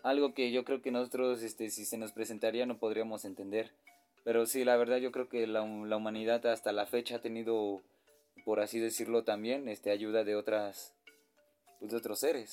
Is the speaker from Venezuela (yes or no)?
no; Mexico; como nací aquí en México, pues sí me agrada, me agrada todo lo que hay aquí en mi país natal.